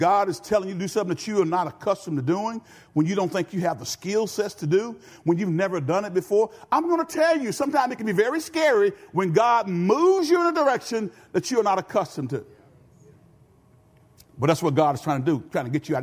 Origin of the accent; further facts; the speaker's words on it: Benton, United States; I'm from Benton